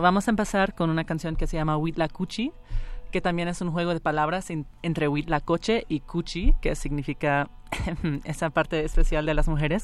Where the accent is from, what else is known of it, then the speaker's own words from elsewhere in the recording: Miami, Florida, United States; nos criamos en Miami